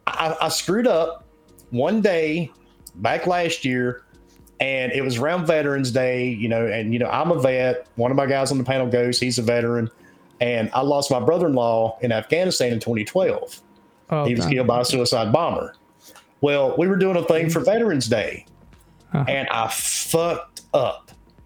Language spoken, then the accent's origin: English; the South, United States; accent: Southern; I'm Southern as fuck. he should have been able to hear the accent